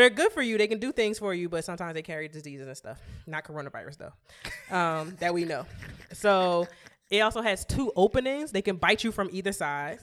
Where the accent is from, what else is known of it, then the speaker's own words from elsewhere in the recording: New York, United States; We're from New York.